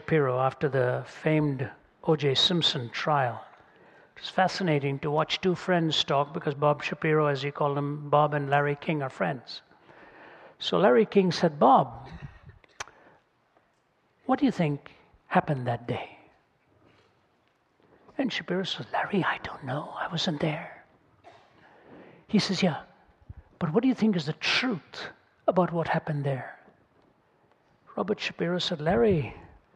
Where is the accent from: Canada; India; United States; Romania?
India; moved away; I come from India, speak two or three myself